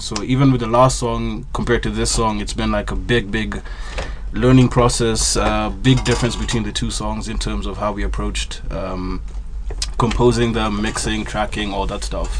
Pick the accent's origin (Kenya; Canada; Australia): Kenya; we're coming from Kenya as a punk band